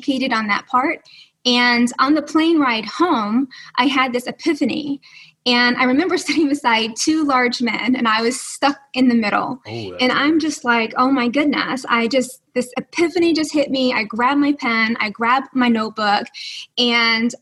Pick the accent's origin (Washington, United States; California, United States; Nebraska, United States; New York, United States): New York, United States; I'm from New York.